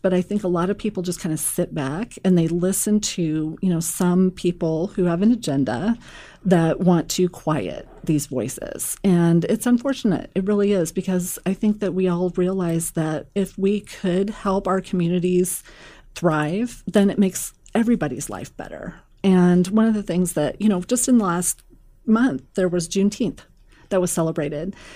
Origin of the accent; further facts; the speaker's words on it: Omaha, Nebraska, United States; I'm from Millard